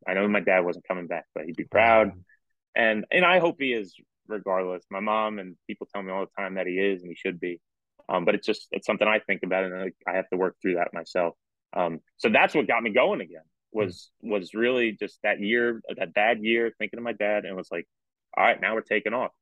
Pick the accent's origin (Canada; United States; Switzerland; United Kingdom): United States; New York; also born or lived in North Jersey; growing up in New York, uh, uh, grew up right outside New York City. Um, went to high school in North Jersey